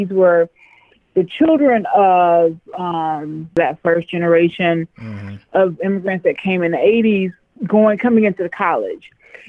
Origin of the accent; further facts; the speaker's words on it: right outside of Cleveland, Ohio, United States; also born or lived in Tanzania / Charlotte, North Carolina / Washington, D.C.; My mom is African-American, and my dad is Tanzanian. And I grew up in Ohio, like right outside of Cleveland, Ohio.